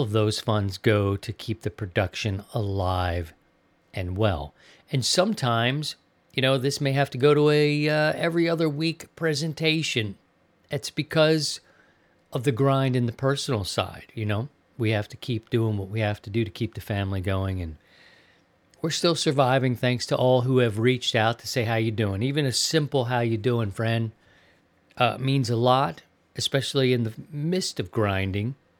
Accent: Maryland, United States; also born or lived in Missouri; now in Sarasota, United States; my home state of Maryland

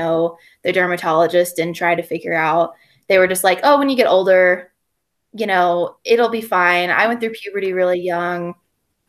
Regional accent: Gwinnett County, Georgia, United States; moved away as an adult; also born or lived in Western North Carolina; now in North Carolina, United States; So I'm from Georgia. I'm from Gwinnett County. So it's like 40 miles east of Atlanta, but I live now in Western North Carolina.

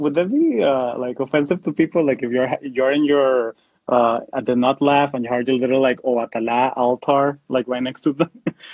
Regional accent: South Florida, United States; moved away as an adult; also born or lived in Portland; growing up in South Florida, that we're used to, we're part of this Hispanic, Latino, Latina, or Latinx, whatever you want to call it, community

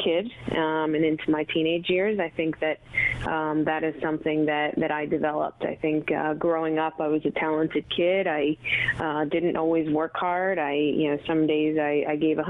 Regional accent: Delran, New Jersey, United States; grew up in Delran, New Jersey, which is a you know, small town

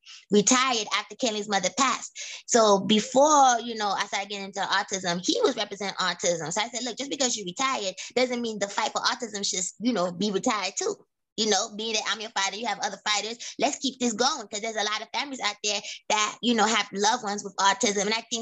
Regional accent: United States; born there; Now, I was born in the United States, and then I got sent over to Haiti in 96, and I was living there for almost a whole year, and then I came back.

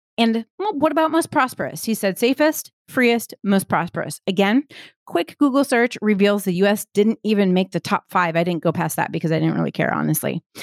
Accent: United States; I'm an American.

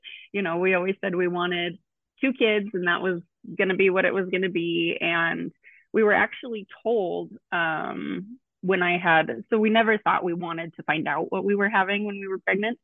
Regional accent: Billings, Montana, United States; I born and raised in Billings. I'm just kind of a Montana girl at heart

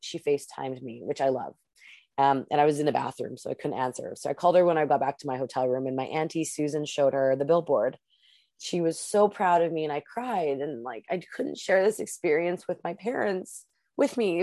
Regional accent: Canada; I'm the Canadian.

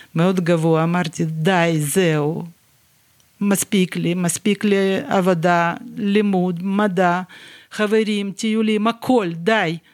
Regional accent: Dnipro, Dnipropetrovsk Oblast, Ukraine; Hebrew is a second language; moved away as an adult; also born or lived in Yaroslavl, Russia / England / Rehovot, Israel / Ashdod, Israel; now in Beit El; ככה עברנו לדניפרופטרובסק, ייסדנו את המפעל הזה, ונשארנו שם

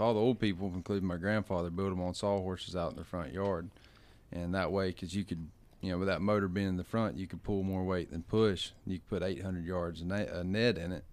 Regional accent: Gulf Coast, United States; moved away; I come from the Gulf, which if you don't drive one hundred and seventy miles, you ain't finding

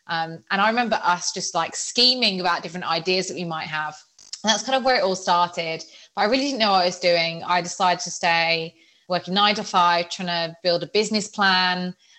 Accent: Birmingham, West Midlands, United Kingdom; accent: Birmingham; now in Nottingham, United Kingdom; I was at Nottingham Trent University. I'm originally from Birmingham and had a really strong Birmingham accent.

